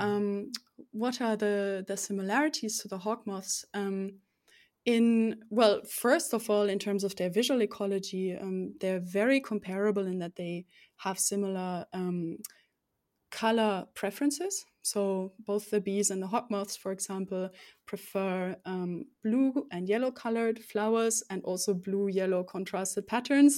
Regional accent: Rhineland-Palatinate, Germany; now in Konstanz, Germany; I grew up in the southwest of Germany, um, beautiful Palatinate it's called.

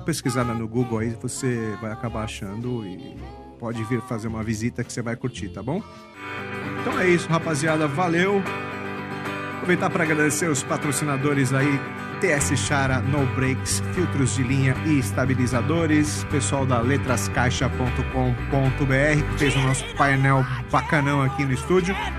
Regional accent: São Paulo, Brazil; eu nasci e cresci na Liberdade

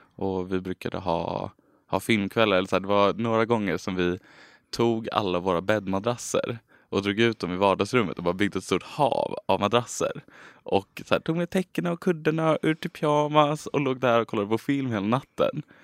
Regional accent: Stockholm, Stockholm County, Sweden; moved away as an adult; now in Lund, Sweden; jag är från Stockholm från början

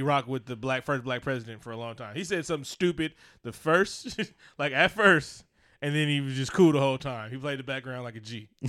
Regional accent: the Bay Area, California, United States; I'm from the Bay.

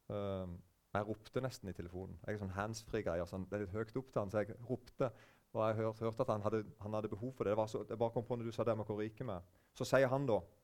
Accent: Eiken, Agder, Norway; now in Norheimsund, Norway; Sjøl kommer jeg fra Vest-Agder, eller det heter bare Agder nå, men vest i Vest-Agder, så er det en plass som heter Eiken.

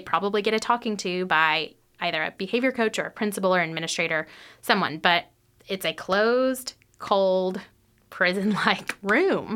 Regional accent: North Texas, United States; moved away as an adult; now in Lexington, United States; I grew up in North Texas.

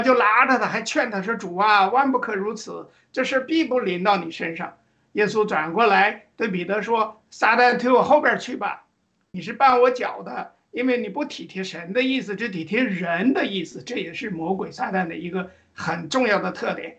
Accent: China; 我们中国人其实可以说是亚洲的这个人种而已

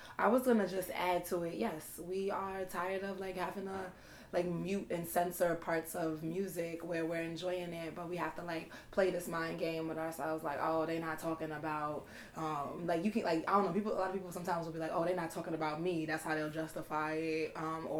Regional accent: New York City, New York, United States; now in upstate New York, United States; I'm from Brooklyn. Brooklyn. Yes, but I'm repping upstate New York now. That's where home and heart is.

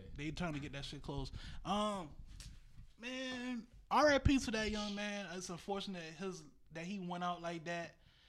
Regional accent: North Charleston, South Carolina, United States; my whole life growing up in Charleston, North Charleston

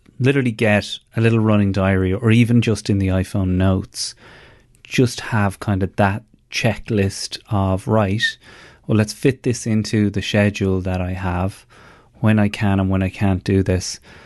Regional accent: Ireland; moved away; as an Irish person

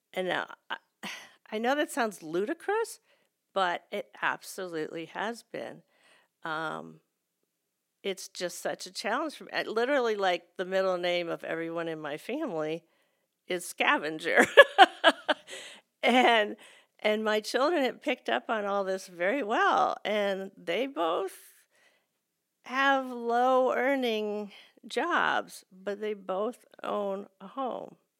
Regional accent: United States; as American Christians

